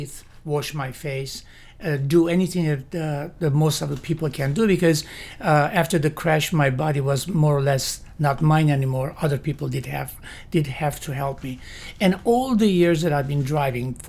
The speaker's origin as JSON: {"language": "English", "country": "Lebanon", "tie": "born or raised there", "also_born_or_lived": "Syria / Miami, Florida, United States", "moved": "as an adult", "lives_now": "Lake County, United States", "said": "My heritage is Armenian. I grew up in Syria as well as in Lebanon."}